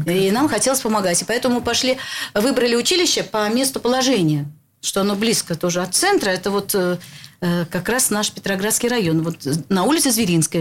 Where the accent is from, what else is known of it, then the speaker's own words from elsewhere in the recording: Saint Petersburg, Russia; Я родилась в Ленинграде